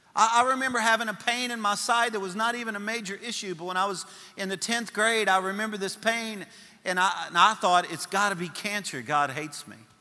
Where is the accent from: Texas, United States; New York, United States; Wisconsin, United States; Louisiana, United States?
Louisiana, United States; I'm a Cajun from Louisiana